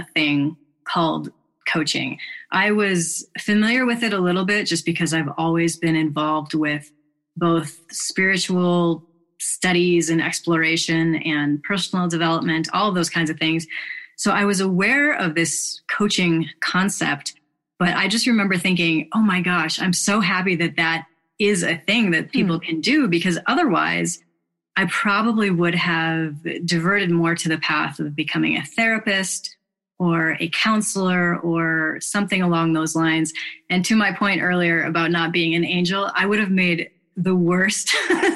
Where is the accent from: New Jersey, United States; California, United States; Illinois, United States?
Illinois, United States; Chicago; I grew up in Chicago and had pretty decent childhood.